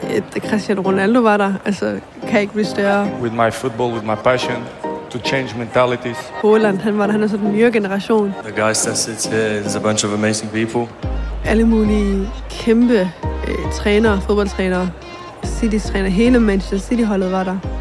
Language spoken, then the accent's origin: Danish; Aarhus, Central Denmark Region, Denmark; Og jeg voksede op i Skovgårdsparken, som er et boligområde meget til på Gellerupparken